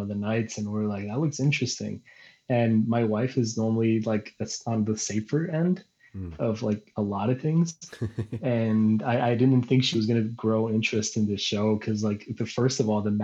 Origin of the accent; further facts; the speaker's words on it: El Paso, Texas, United States; now in San Diego, United States; I'm from El Paso